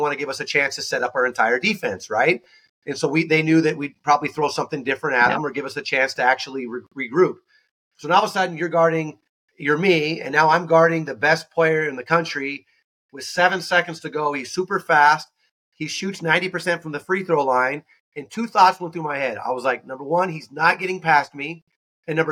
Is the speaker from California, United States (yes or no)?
yes; Newbury Park, California, United States; moved away; I'm from Newbury Park, California, which is a small part of like Thousand Oaks